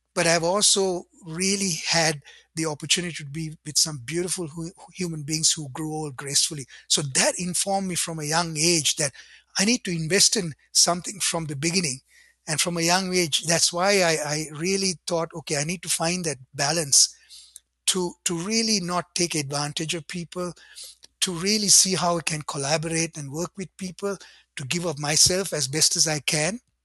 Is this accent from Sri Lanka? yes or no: yes; Sri Lanka; now in Ottawa, Canada; I grew up in Sri Lanka in a Buddhist home